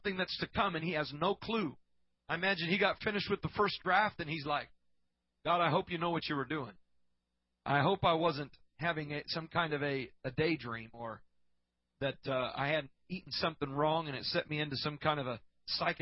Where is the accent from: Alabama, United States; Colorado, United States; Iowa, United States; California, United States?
Iowa, United States; A church that I grew up in Iowa, as a little boy